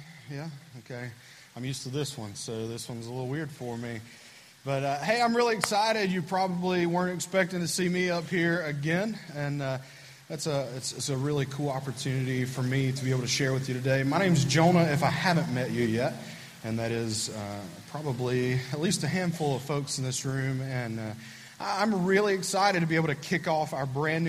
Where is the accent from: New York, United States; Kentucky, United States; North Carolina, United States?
North Carolina, United States; Bethlehem; Right on the other side of the lake is Bethlehem. That's where I grew up. I'm from Bethlehem, North Carolina.